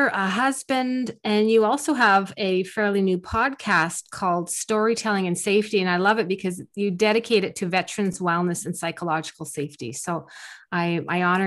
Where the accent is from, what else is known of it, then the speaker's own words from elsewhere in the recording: Canada; I'm Canadian